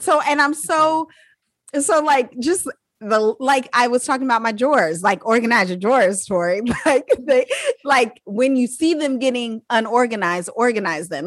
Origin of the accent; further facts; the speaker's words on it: United States; I'm an American